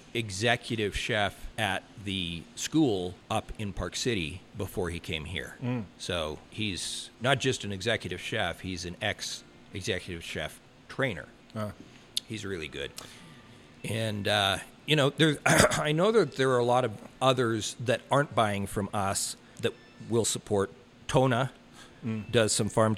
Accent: Canada; moved away; I'm Canadian

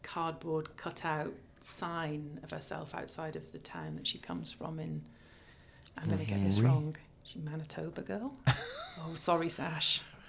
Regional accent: United Kingdom; I don't know anything about, I'm British, for goodness sake.

